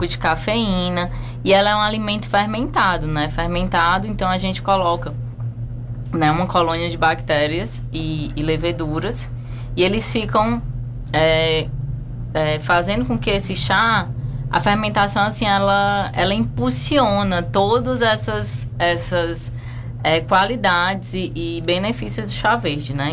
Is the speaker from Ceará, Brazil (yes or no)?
yes; Fortaleza, Ceará, Brazil; moved away as an adult; also born or lived in Canada; now in Chapada dos Veadeiros, Brazil; eu sou de Fortaleza